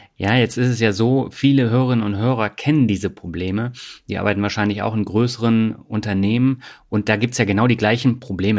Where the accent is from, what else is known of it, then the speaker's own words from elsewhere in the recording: Swabia, Germany; moved away; Meine Leitung geht heute in meine alte Heimat, das Schwabenland